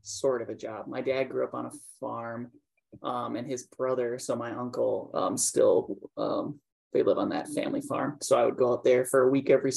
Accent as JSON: {"language": "English", "region": "Minnesota", "country": "United States", "tie": "born or raised there", "said": "growing up in Minnesota at that time"}